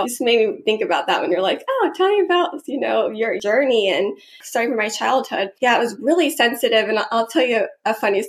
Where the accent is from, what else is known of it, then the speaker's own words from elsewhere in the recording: Georgia, United States; Yeah, I grew up in Georgia